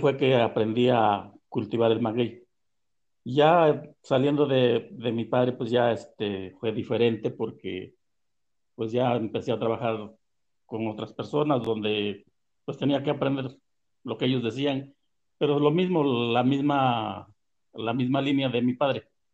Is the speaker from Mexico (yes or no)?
yes; Tehuacán, Puebla, Mexico; now in San Antonio Texcala, Mexico; soy originario de Santa Ana, Telosto, Tehuacán, Puebla. Y eh, nací un 24 de diciembre de 1954 allá por una ranchería